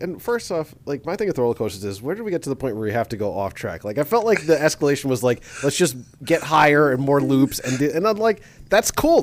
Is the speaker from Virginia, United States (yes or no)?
no; New York, United States; growing up in New York